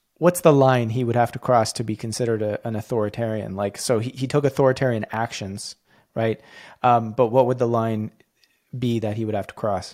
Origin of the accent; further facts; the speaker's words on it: Canada; as a Canadian